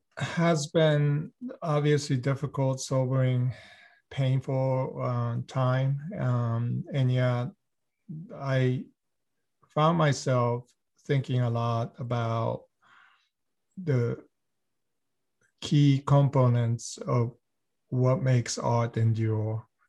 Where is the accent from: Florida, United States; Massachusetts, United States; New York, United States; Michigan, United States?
Massachusetts, United States; Boston; also born or lived in Kamakura, Japan; So I grew up both in US and Japan. I was born in Boston, but spent considerable amount of time of my childhood in Kamakura, Japan, which is a beautiful historic town.